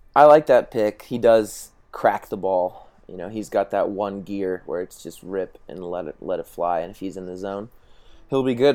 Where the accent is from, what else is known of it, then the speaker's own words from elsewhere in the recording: Tulsa, Oklahoma, United States; I grew up playing in Tulsa